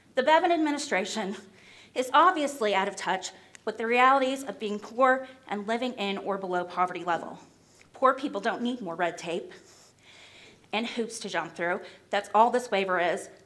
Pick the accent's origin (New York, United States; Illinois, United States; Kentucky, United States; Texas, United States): Kentucky, United States; Clay County; I'm from Clay County, Kentucky.